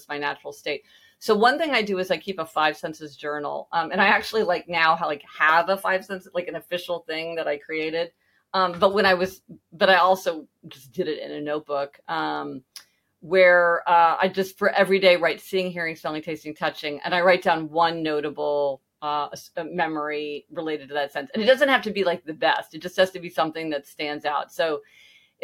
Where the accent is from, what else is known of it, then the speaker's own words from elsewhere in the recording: Kansas City, Missouri, United States; moved away; I'm from Kansas City